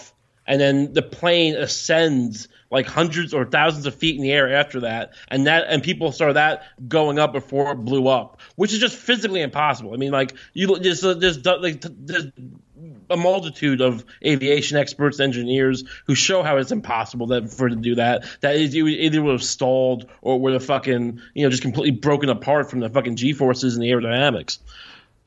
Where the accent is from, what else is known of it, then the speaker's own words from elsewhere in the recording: Long Island, New York, United States; I'm from Long Island.